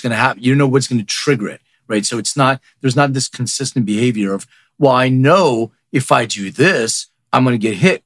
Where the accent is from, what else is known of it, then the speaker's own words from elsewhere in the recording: Philadelphia, Pennsylvania, United States; English is a second language; also born or lived in Lithuania; I grew up in Philadelphia. I didn't know the language